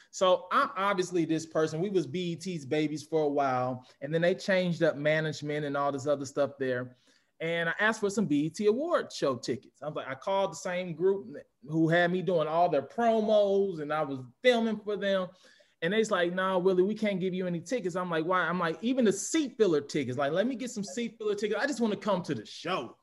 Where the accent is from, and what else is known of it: St. Louis, Missouri, United States; born or raised there; moved away